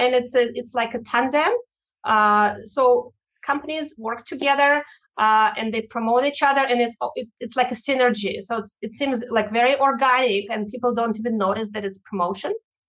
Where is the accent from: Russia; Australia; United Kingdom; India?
Russia; English is a second language; moved away; it's my home country